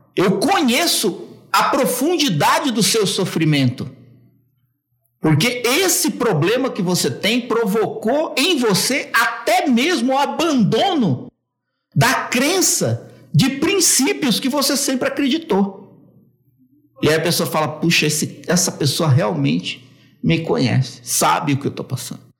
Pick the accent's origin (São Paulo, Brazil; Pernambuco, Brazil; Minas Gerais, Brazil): São Paulo, Brazil; Eu sou de São Paulo, tenho 42 anos